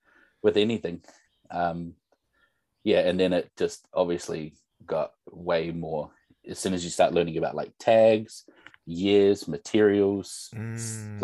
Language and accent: English; North Shore, Auckland, New Zealand; growing up on the North Shore